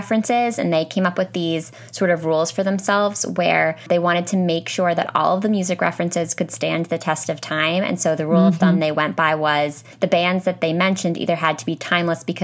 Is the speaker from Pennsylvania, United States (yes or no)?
yes; eastern Pennsylvania, United States; moved away as an adult; also born or lived in New York; I grew up on the eastern half of Pennsylvania